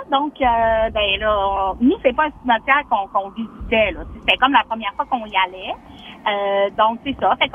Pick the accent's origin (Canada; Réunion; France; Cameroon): Canada; La Baie, Quebec; moved away as an adult; also born or lived in Vaudreuil; now in Lac-Saint-Jean, Canada; moi, je viens de l'Abbé, de Ville de l'Abbé.